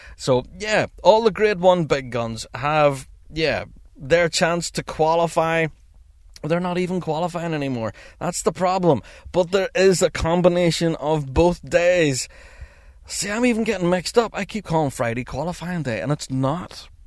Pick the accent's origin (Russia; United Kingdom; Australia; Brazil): United Kingdom; Northern Ireland; I'm from Northern Ireland